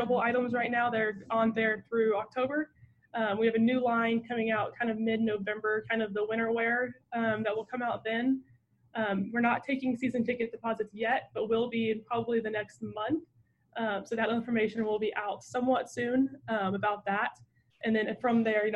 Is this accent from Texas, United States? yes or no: yes; Mesquite, Texas, United States; but I'm from Mesquite. So I would say growing up in Mesquite